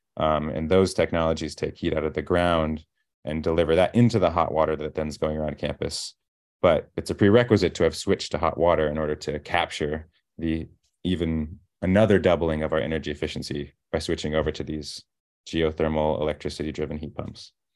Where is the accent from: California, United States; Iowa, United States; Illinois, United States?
Iowa, United States; moved away as an adult; now in Princeton, United States; growing up in Iowa